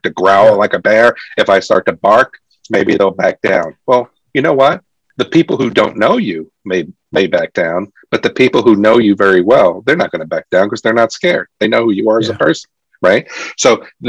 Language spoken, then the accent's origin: English; New York City, New York, United States; I grew up in New York City. It was tough growing up in New York City